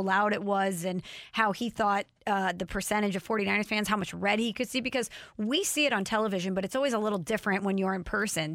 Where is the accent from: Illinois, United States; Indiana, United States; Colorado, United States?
Illinois, United States; Illinois side of St. Louis, United States; I'm from the ill side.